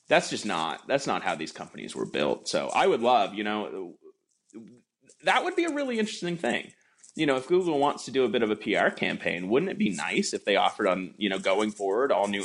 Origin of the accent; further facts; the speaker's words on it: Canada; as a Canadian citizen